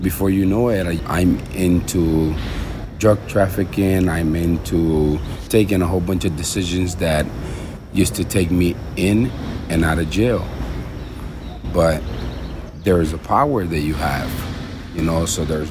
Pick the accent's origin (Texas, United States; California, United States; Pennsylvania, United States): Texas, United States; Houston; now in Honduras; I was born in Honduras, but I was raised in Houston.